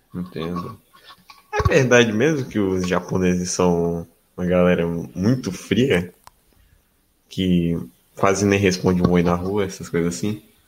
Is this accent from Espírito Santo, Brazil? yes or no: yes; north of Espírito Santo, Brazil; eu sou de, do norte do Espírito Santo